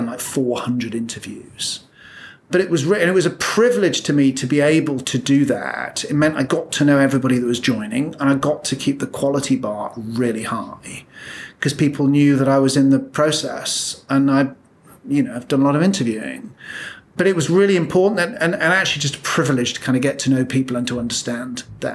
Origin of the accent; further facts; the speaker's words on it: Birmingham, West Midlands, United Kingdom; I'm a lad from Birmingham